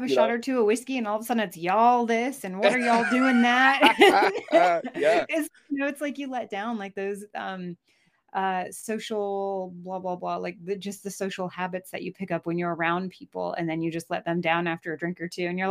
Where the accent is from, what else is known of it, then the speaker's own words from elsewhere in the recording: Maine, United States; accent: Southern; moved away as an adult; also born or lived in Georgia / North Carolina / New York; now in Vermont, United States; I was born in Maine. I spent my first 18 years in Maine. And then I went to college in New York and then married my high school sweetheart and went to the South. And was down there. For about 10 years and then moved